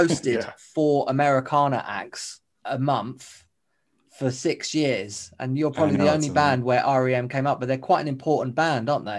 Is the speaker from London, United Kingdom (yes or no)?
yes; Pinner, London, United Kingdom; I'm from Pinner as well.